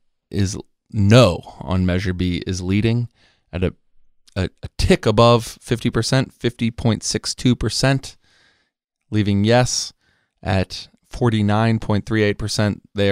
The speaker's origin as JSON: {"language": "English", "town": "San Diego", "region": "California", "country": "United States", "tie": "born or raised there", "said": "the old rules that I grew up with in San Diego politics"}